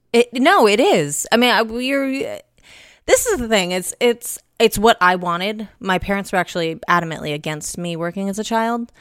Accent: Los Angeles, California, United States; my mom's from, from L A as well. Born and raised.

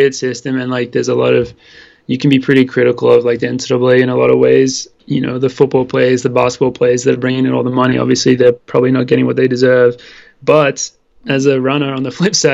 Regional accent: Sydney, New South Wales, Australia; moved away as an adult; also born or lived in Wisconsin; now in Boulder, United States; we represented New South Wales because we're both from Sydney in Australia, and we've both been running since a young age.

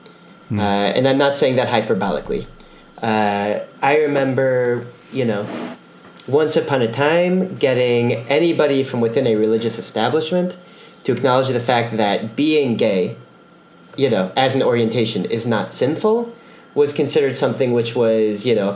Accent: Teaneck, New Jersey, United States; moved away as an adult; now in Israel; I'm originally from Teaneck, New Jersey

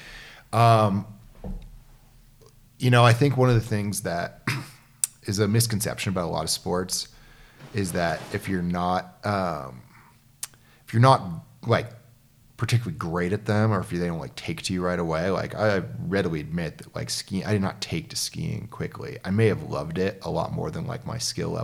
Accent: Queensbury, New York, United States; moved away as an adult; you grew up in upstate New York. I did, yeah. About an hour and a half from Montreal

